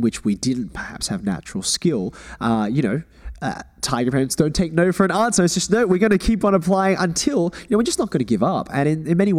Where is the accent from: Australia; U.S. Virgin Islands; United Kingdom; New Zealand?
Australia; Growing up, personally, my immediate family, we always thought about ourselves as Australian